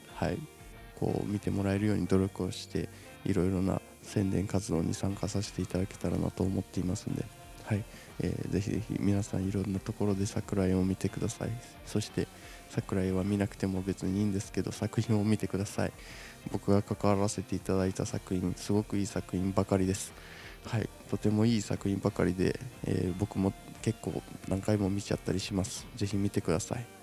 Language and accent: Japanese; Shizuoka, Japan; 僕静岡出身なんです静岡県静岡市出身なんですよ